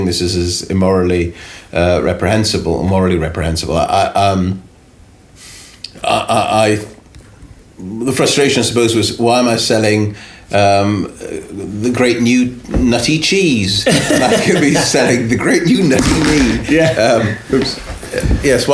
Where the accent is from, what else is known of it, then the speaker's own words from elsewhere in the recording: United Kingdom; also born or lived in Los Angeles, United States; being British at that time